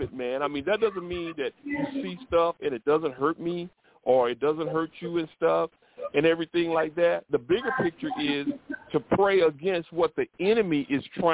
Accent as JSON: {"language": "English", "town": "Troy", "region": "Alabama", "country": "United States", "tie": "born or raised there", "said": "I grew up in Alabama, down south, near Montgomery, and it's in a city called Troy"}